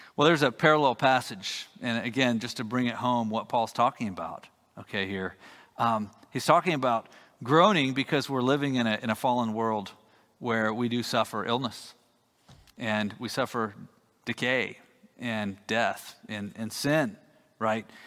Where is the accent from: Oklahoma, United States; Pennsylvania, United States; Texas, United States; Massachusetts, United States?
Texas, United States; as a Texan